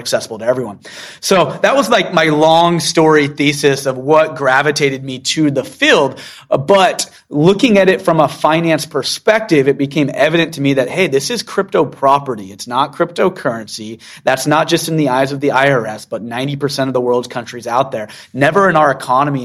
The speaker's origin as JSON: {"language": "English", "town": "Seattle", "region": "Washington", "country": "United States", "tie": "born or raised there", "moved": "yes", "lives_now": "Utah, United States", "said": "I actually grew up in Seattle"}